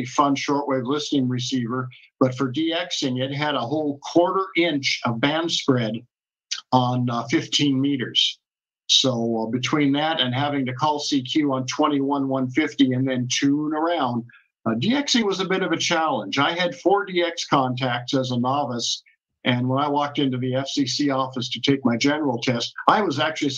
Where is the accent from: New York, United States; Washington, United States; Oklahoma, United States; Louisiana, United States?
Washington, United States; Tacoma; moved away as an adult; also born or lived in Japan; I grew up in Tacoma, Washington